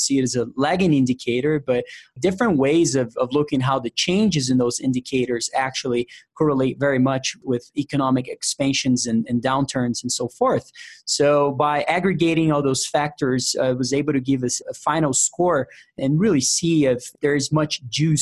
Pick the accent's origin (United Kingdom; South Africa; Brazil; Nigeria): Brazil; São Paulo; English is a second language; moved away as an adult; now in United States; I was born and raised in Brazil